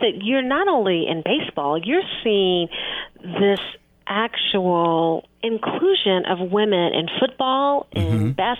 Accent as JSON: {"language": "English", "town": "Kansas City", "region": "Missouri", "country": "United States", "tie": "born or raised there", "said": "I grew up in Kansas City. I have a different thought pattern. I have a different language pattern."}